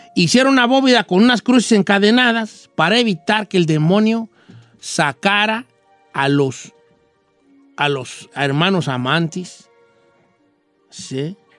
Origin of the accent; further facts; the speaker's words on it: La Sauceda, Michoacán, Mexico; moved away; en mi pueblo, de donde, donde yo soy, el pueblo más bonito del mundo, la Sauceda de Michoacán